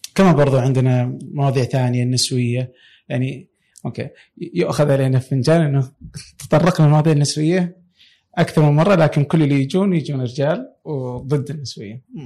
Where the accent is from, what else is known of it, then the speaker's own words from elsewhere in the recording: Saudi Arabia; عندنا في السعوديه